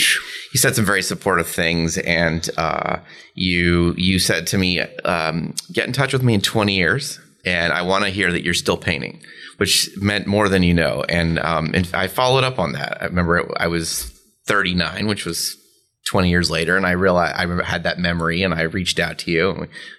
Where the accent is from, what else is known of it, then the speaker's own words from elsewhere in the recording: Philadelphia, Pennsylvania, United States; I was feeling detached from my roots in Philly and, you know, painters not understanding the same things or valuing the same things.